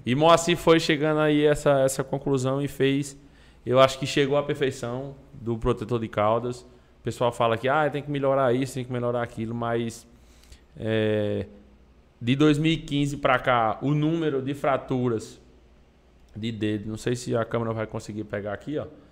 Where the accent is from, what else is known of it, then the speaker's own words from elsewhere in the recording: Patos, Paraíba, Brazil; fui criado no sítio, lá em Patos